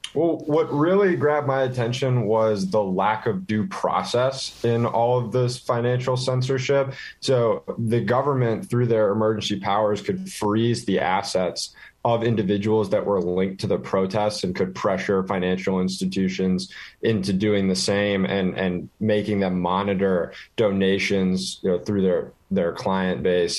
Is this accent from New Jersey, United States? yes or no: no; Washington D.C. area, Virginia, United States; moved away as an adult; also born or lived in Minnesota; now in Minneapolis, United States; I'm originally from the Washington D.C. area, actually, which is I think a big factor in my interest in, in politics and economics. I really grew up, um, you know, right next to the heart of politics in this country